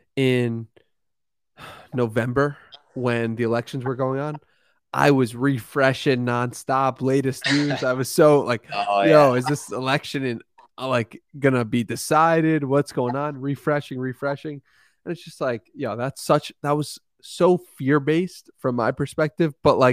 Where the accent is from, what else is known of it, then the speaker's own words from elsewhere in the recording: Long Island, New York, United States; But no, I'm actually from New York, Long Island.